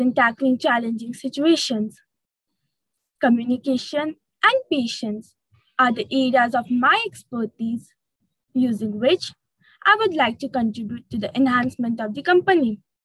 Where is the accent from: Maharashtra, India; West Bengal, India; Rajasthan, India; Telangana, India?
West Bengal, India; Siliguri; from Siliguri, West Bengal.